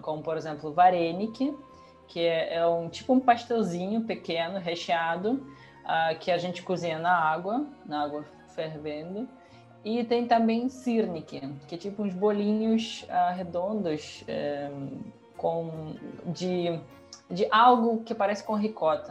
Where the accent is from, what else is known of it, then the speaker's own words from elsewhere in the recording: Russia; Portuguese is a second language; moved away; eu sou da Rússia